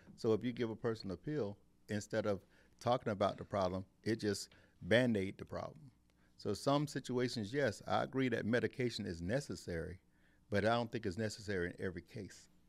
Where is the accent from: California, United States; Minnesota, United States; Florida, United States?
Florida, United States; Eustis; I'm from Eustis